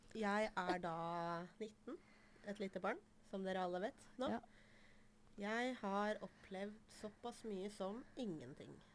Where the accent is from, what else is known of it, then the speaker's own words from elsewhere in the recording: Toten, Innlandet, Norway; also born or lived in Iran; Jeg er fra Toten